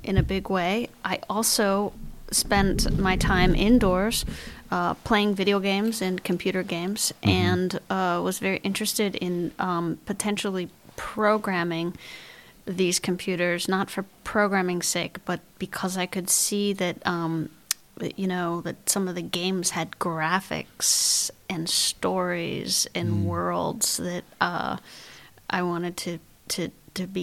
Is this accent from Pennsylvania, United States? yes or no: yes; Pittsburgh, Pennsylvania, United States; also born or lived in California; I'm from Pittsburgh, Pennsylvania, in the States. I was born and bred there